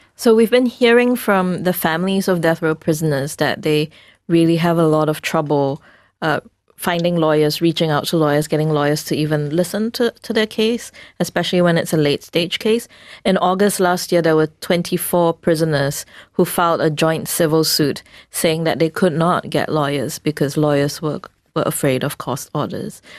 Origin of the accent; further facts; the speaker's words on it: Singapore; we as a Singaporean society